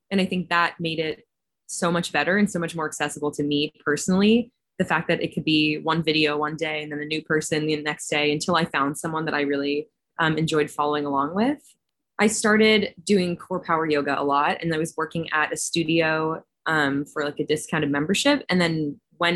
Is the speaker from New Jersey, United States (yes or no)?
yes; Northern New Jersey, United States; also born or lived in Massachusetts; I grew up in Northern New Jersey